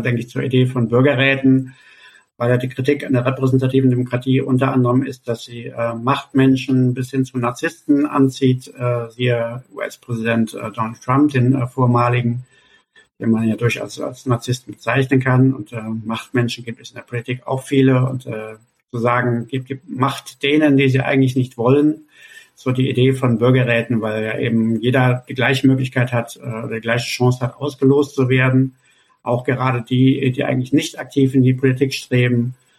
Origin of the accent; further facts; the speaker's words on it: Cologne, North Rhine-Westphalia, Germany; meine Heimatstadt Köln